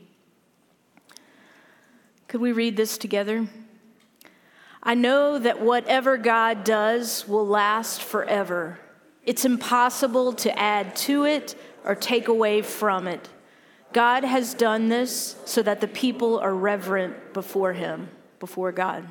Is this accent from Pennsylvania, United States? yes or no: no; Louisiana, United States; I'm from Louisiana